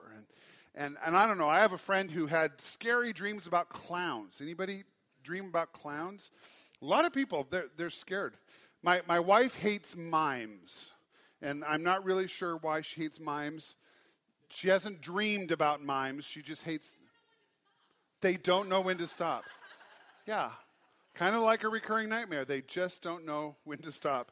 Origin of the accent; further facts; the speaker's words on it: Great Falls, Montana, United States; I was raised in Great Falls